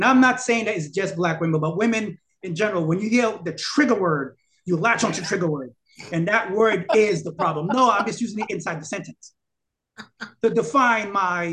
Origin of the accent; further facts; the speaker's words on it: New York City, New York, United States; I'm from Brooklyn. You know how I behave. You know how I talk